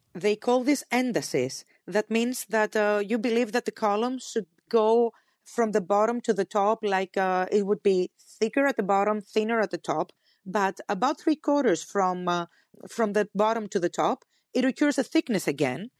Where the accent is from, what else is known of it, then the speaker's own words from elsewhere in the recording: Athens, Attica, Greece; for us, the Athenians